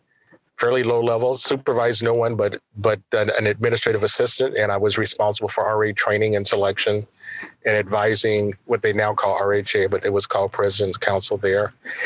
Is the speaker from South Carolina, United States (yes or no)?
no; San Bernardino, California, United States; I grew up in San Bernardino, California, which in Southern California was about 60 miles east of Los Angeles. First generation college student. I grew up in a blue collar family.